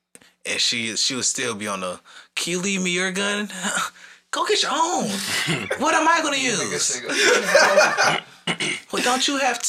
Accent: Atlanta, Georgia, United States; how we grew up in Atlanta

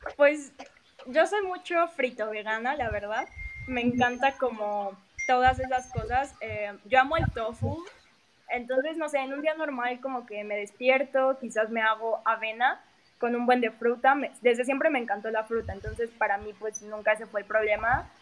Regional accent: Mexico City, Mexico; soy de la Ciudad de México

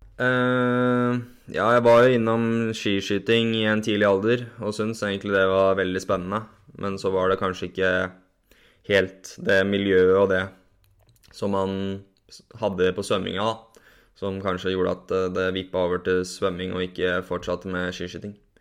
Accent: Borgen, Akershus, Norway; Jeg vokste opp eh, på et lite sted som heter Borgen. Det er eh, mellom Kløfta og Jessheim

